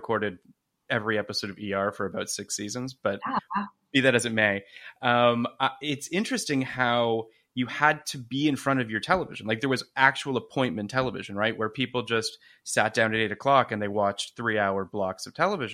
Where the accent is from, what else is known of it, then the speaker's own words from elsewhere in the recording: Toronto, Ontario, Canada; moved away; I'm from Toronto originally, so we didn't have Dean and DeLuca in Toronto